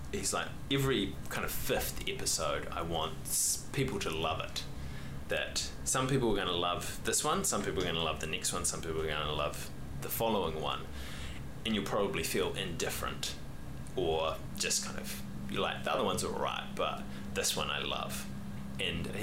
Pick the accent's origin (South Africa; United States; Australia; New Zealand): New Zealand; as a Kiwi male